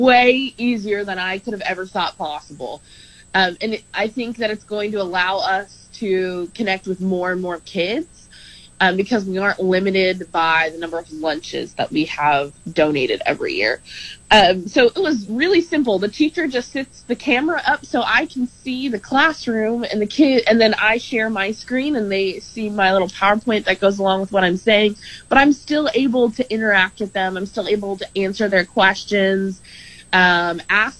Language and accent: English; United States; moved away as an adult; now in Lincoln, United States; I am originally from Washington, or just south of Washington, D.C.